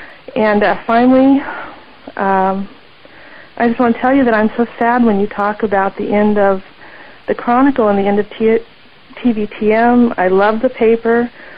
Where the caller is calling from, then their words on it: Santa Rosa, California, United States; from Santa Rosa. That's the 707.